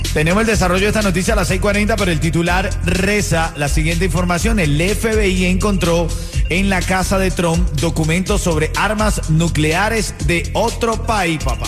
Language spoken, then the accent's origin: Spanish; Cuba; now in Miami, United States; de allá donde yo soy, de Buenavista